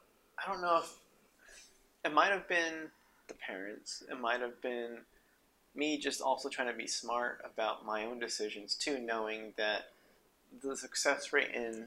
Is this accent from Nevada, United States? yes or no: yes; Reno, Nevada, United States; also born or lived in New Mexico; So we moved from there to Nevada to Reno when I was in second grade.